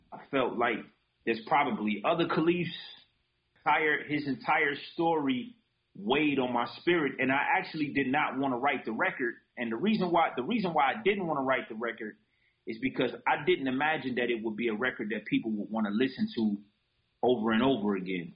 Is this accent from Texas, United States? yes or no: no; Detroit, Michigan, United States; also born or lived in Japan; I was a kid from Detroit that just wanted to express itself.